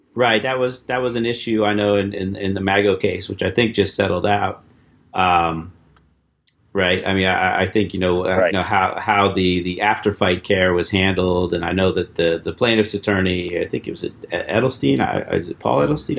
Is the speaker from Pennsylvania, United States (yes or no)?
yes; Erie, Pennsylvania, United States; from my hometown, Erie, PA.